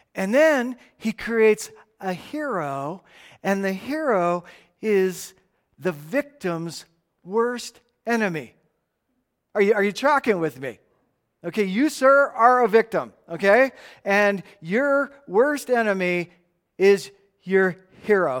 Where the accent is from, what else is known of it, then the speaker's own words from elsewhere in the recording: Tucson, Arizona, United States; now in Estes Park, United States; hundred and ten plus degree days growing up in Tucson